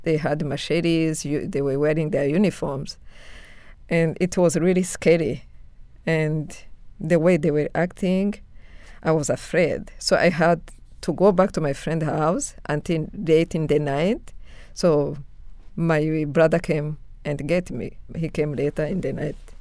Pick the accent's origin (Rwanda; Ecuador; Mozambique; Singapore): Rwanda; moved away; I was born and raised in Rwanda, but I left right after the genocide in August 1994